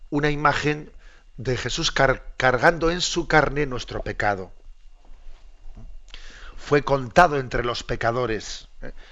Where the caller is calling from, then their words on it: Granada, Andalusia, Spain; de Granada.